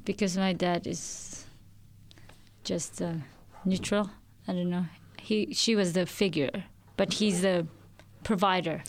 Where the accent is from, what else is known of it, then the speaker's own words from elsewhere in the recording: Philippines; moved away as an adult; now in Australia; I'm originally from the Philippines and I moved here three and a half years ago